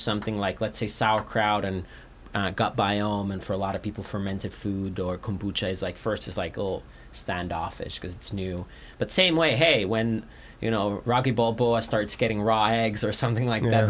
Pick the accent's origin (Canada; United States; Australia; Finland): Finland; moved away; I'm from Finland